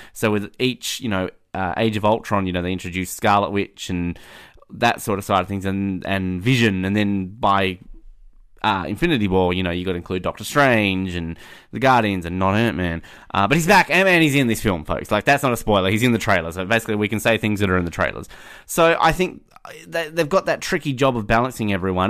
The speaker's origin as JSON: {"language": "English", "country": "Australia", "said": "as an Australian"}